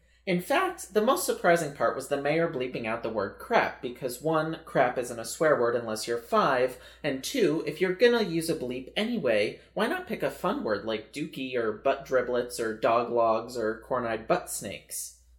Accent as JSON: {"language": "English", "town": "Bethel", "region": "Connecticut", "country": "United States", "also_born_or_lived": "Danbury, Connecticut", "said": "I'm from Bethel, Connecticut, and when I tell that to people who aren't from within a 10-mile radius of Bethel, they ask where in Connecticut that is, and I tell them it's right next to Danbury"}